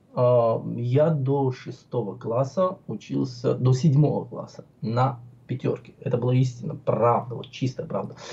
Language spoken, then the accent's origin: Russian; Tbilisi, Georgia; moved away as an adult; now in Moscow, Russia; Я родился в Тбилиси, в моем любимом, одном из любимых городе, в городе Тбилиси, столице Грузии.